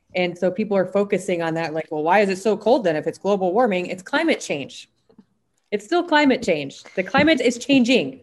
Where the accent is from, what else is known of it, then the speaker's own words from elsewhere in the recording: South Dakota, United States; when I was growing up in South Dakota